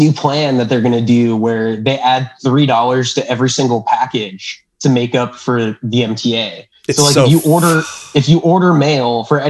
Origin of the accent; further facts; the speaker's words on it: Fort Lauderdale, Florida, United States; moved away as an adult; also born or lived in Orlando, Florida; now in New York, United States; I moved here from Orlando, but I'm originally from like Fort Lauderdale area.